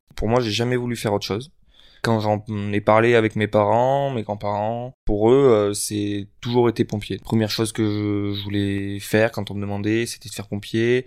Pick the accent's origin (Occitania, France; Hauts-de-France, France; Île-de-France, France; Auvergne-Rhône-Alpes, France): Occitania, France; Lot; moved away as an adult; also born or lived in Figeac; now in Paris, France; je viens du Lot, euh, donc à deux heures au-dessus de Toulouse